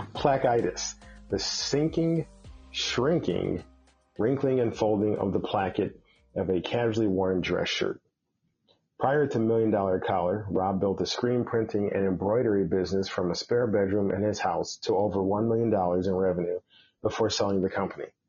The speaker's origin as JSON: {"language": "English", "town": "Chicago", "region": "Illinois", "country": "United States", "said": "I'm a Chicago guy"}